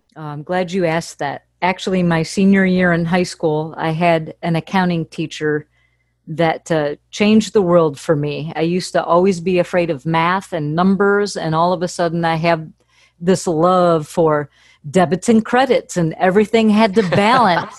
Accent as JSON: {"language": "English", "town": "Fairport Harbor", "region": "Ohio", "country": "United States", "tie": "born or raised there", "also_born_or_lived": "Akron, Ohio", "moved": "as an adult", "lives_now": "Nashville, United States", "said": "I grew up in a little port town in Fairport Harbor, Ohio."}